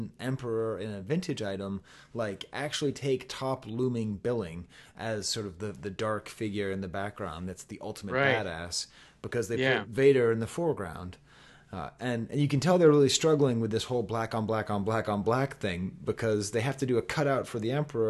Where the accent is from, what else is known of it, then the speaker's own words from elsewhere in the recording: Massachusetts, United States; I'm from Massachusetts